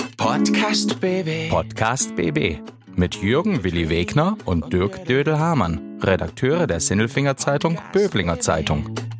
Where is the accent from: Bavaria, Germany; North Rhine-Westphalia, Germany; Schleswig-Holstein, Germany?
North Rhine-Westphalia, Germany; Bielefeld; now in Echterdingen, Germany; Ich bin äh, Bielefelder, bin da aufgewachsen